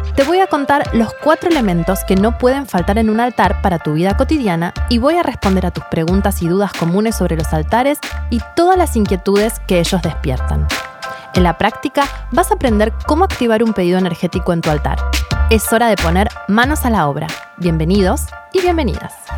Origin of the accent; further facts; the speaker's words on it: Argentina; nosotros acá, en Argentina, por lo menos de donde soy yo